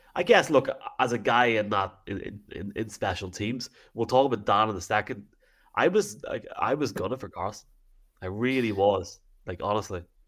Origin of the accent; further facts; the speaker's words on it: Dungannon, Northern Ireland, United Kingdom; I'm from Dungannon